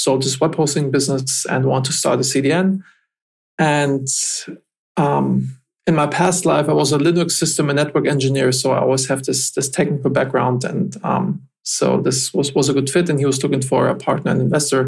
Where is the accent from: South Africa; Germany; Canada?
Germany; moved away as an adult; also born or lived in United States; I'm originally from Germany